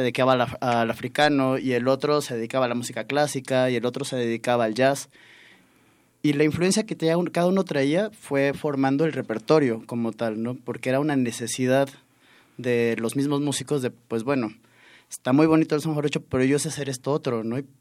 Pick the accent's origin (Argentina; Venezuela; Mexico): Mexico; southern Veracruz; Fanny y yo, los dos somos de, de Veracruz, de distintas partes del estado, pero del sur los dos